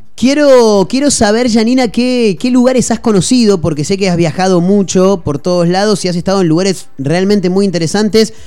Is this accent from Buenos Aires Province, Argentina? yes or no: yes; Mar del Plata, Buenos Aires Province, Argentina; Mar del Plata, nosotros somos de acá, conocemos mucho